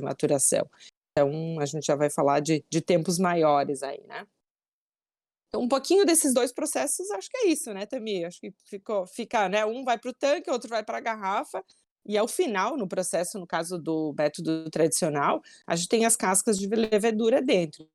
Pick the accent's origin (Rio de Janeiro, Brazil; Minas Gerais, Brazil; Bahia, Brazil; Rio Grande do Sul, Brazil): Rio Grande do Sul, Brazil; Bento Gonçalves; eu nasci e moro até hoje em Bento Gonçalves, no Serra Gaúcha